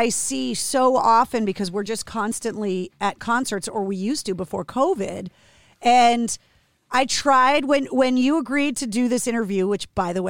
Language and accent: English; Massachusetts, United States; I was born and raised in Massachusetts